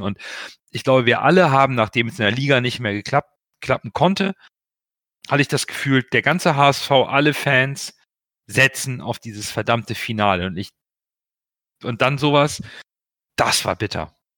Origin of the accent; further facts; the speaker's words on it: Hamburg, Germany; also born or lived in Portugal; ich bin in Hamburg geboren